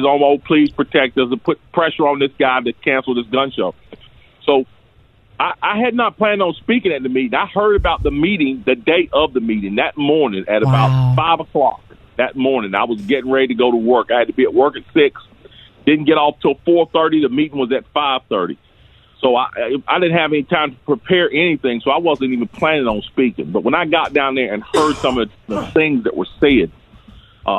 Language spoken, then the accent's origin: English; Greensboro, North Carolina, United States; I'm a native of North Carolina, Greensboro in particular. I was born and raised in Greensboro